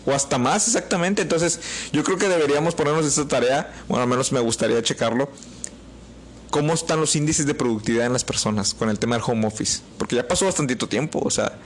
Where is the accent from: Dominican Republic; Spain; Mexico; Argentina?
Mexico; Somos mexicanos y somos desmadrosos